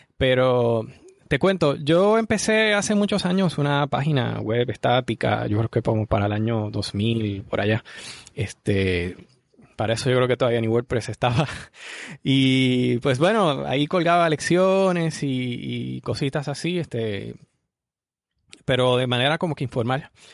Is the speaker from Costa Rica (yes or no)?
no; Arecibo, Puerto Rico; soy de Puerto Rico, eh, específicamente de la ciudad de Arecibo, aquí en Puerto Rico. Y bueno, aquí he vivido casi toda, toda mi vida